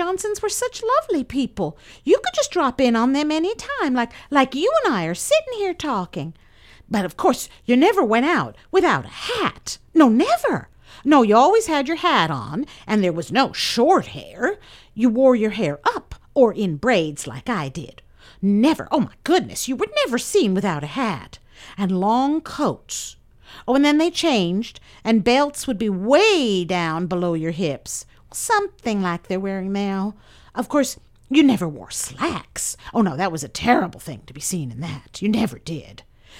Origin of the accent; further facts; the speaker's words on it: Quebec, Canada; moved away as an adult; now in Fort Bragg, United States; I've lived in this area since 1915. We came from Quebec, Canada. I was 18.